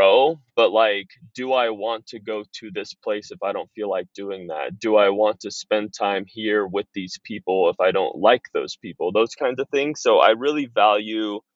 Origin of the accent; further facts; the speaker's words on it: Pleasanton, California, United States; also born or lived in Los Angeles, California; I was born in Los Angeles. Parents divorced when I was two. Mom remarried to a guy in the Bay Area, Northern California. So I moved to Pleasanton, California when I was five. Went through the public school system there. Raised by a great family